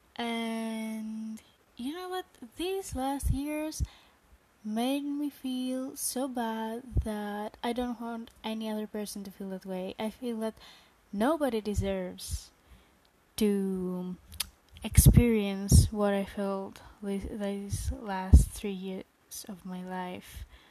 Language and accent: English; Greece; I am from Greece.